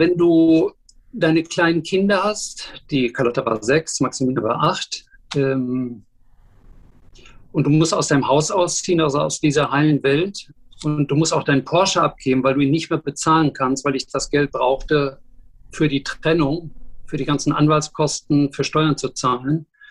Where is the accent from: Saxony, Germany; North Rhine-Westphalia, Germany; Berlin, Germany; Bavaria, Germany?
North Rhine-Westphalia, Germany; Dortmund; moved away as an adult; also born or lived in Düsseldorf; now in Hamburg, Germany; Ich bin Dortmunder Junge, zuletzt habe ich in Düsseldorf gewohnt, in Kaiserswerth